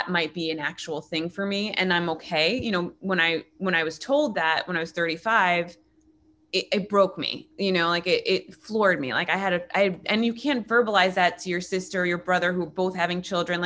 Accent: New York, United States; now in Los Angeles, United States; I'm a New Yorker.

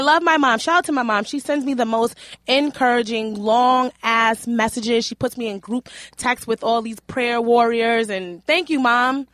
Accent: New York City, New York, United States; I grew up in Hell's Kitchen, and my mom was, like, running these streets

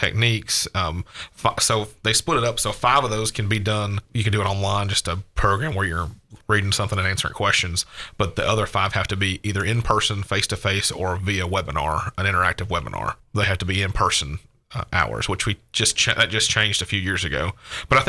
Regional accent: Hendersonville, Tennessee, United States; now in Gallatin, United States; I've lived here my entire life. Born and raised in Hendersonville

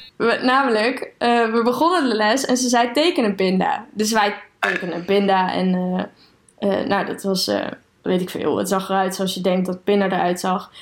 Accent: Aalten, Gelderland, Netherlands; moved away as an adult; also born or lived in Utrecht; ik ben opgegroeid in Aalten

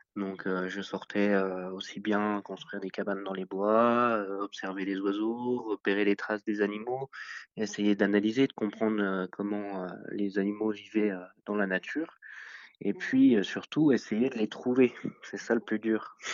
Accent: Meurthe-et-Moselle, Grand Est, France; je suis originaire de Meurthe-et-Moselle

